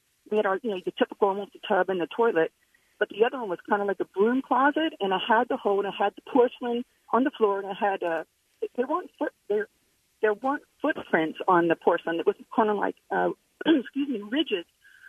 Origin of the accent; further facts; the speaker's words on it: Tehran, Tehran Province, Iran; moved away; Yeah, hi. I grew up over in Tehran.